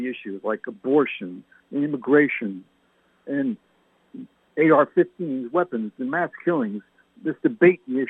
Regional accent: Canada; now in United States; My parents were English. I was born in Canada.

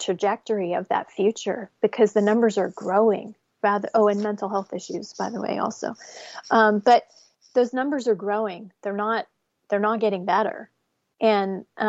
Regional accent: New Jersey, United States; growing up in New Jersey in a like a Section 8 apartment building

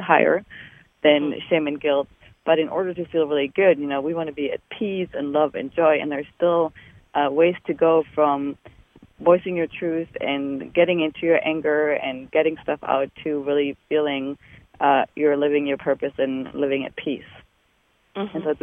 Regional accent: Germany; moved away as an adult; I'm from Germany. I was born in Germany and did all my training there.

